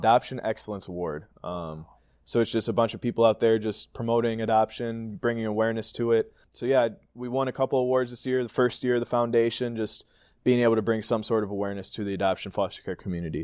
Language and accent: English; Green Bay, Wisconsin, United States; born or raised there